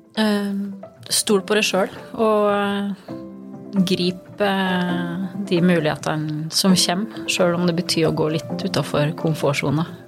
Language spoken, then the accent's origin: Norwegian; Skåbu, Innlandet, Norway; moved away; Gudbrandsdalen er jo hjemme for meg. Det, det, er ingen tvil om det. Og jeg, jeg er veldig stolt av å komme fra Gudbrandsdalen.